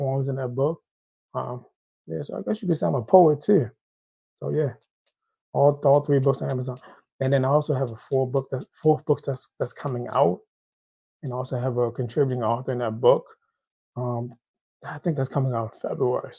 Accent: Haiti; I'm Haitian. I'm from Haiti.

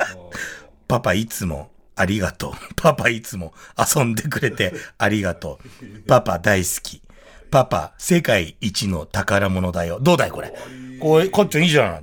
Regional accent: Tokyo, Japan; 僕武蔵小山の駅前で生まれ育ってますから

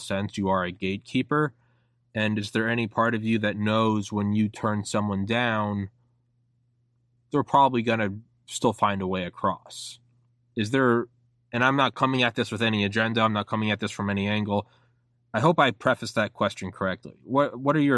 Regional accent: United States; I was born in America

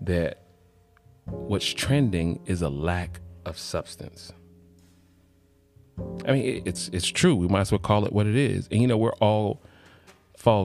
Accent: College Park, Georgia, United States; I am from Atlanta, College Park.

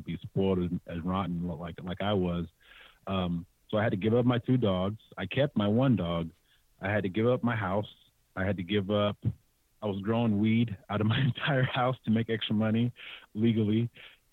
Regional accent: San Jose, California, United States; Born and raised, born in San Jose, raised in the entire Bay Area

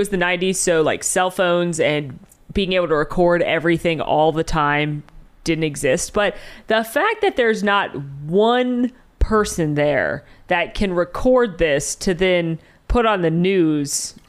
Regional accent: Atlanta, Georgia, United States; I grew up in Atlanta.

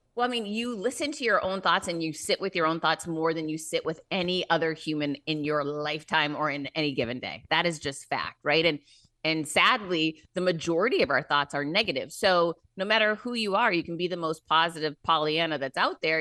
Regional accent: Worcester, Massachusetts, United States; I grew up in Worcester, Mass

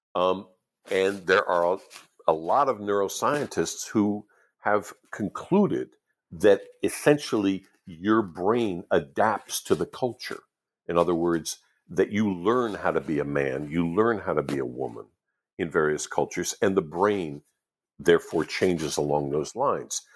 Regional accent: United States; the ones I grew up with in the United States

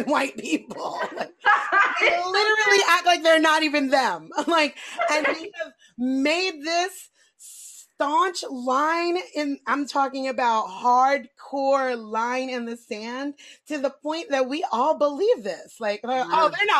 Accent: New York City, New York, United States; I grew up in New York City

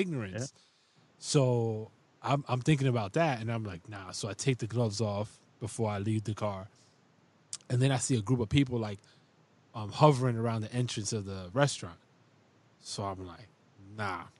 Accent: New York City, New York, United States; now in Upstate New York, United States; I'm from the Bronx

